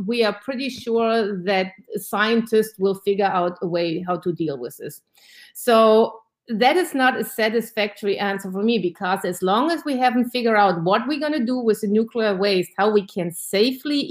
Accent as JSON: {"language": "English", "country": "Germany", "moved": "yes", "lives_now": "Georgia, United States", "said": "I'm originally from Germany"}